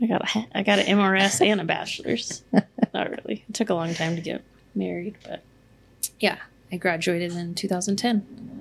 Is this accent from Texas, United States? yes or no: yes; Austin, Texas, United States; moved away as an adult; also born or lived in Lubbock, Texas / Canyon, Texas; I'm from Austin, Texas. I was born and raised in Austin.